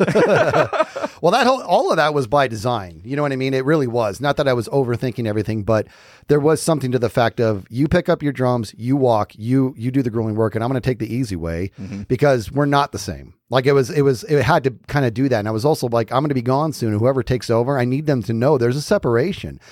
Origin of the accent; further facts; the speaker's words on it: Arizona, United States; we're from Arizona